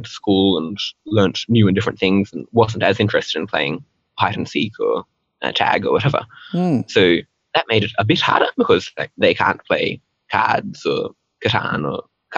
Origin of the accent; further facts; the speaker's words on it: India; first language Hindi; So I was born in India and grew up sort of speaking Hindi from a pretty young age.